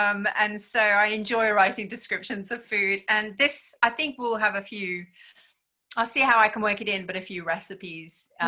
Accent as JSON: {"language": "English", "country": "Japan", "tie": "born or raised there", "moved": "yes", "lives_now": "Australia"}